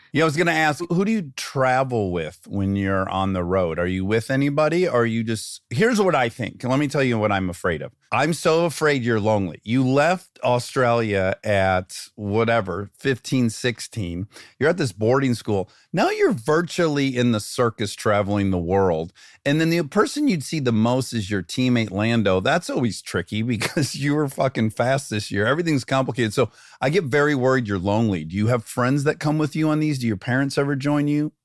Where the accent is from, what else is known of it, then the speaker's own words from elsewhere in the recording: Detroit, Michigan, United States; I grew up in Detroit, Michigan